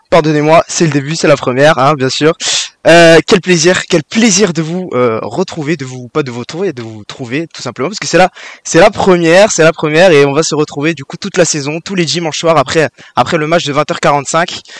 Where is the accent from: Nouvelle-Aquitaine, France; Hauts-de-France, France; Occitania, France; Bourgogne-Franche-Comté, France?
Hauts-de-France, France; Lille; Mon coup de gueule, du coup, bah, en tant que Lillois, je vais parler quand même